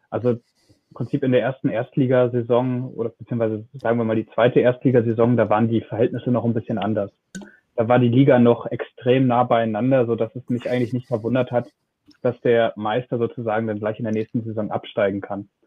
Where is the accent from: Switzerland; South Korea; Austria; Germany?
Germany; Lübeck, Schleswig-Holstein; born there; Also äh, ich komme ja eigentlich gebürtig aus Lübeck